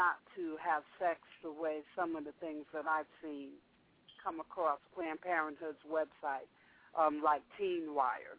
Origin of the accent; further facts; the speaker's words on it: the North, United States; I grew up in the North